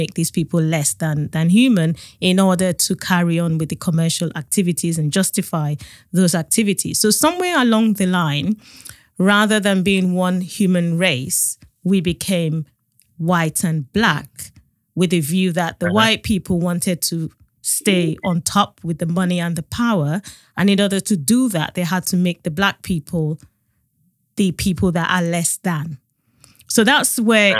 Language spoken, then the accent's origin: English; Nigeria; now in United Kingdom; I grew up in Nigeria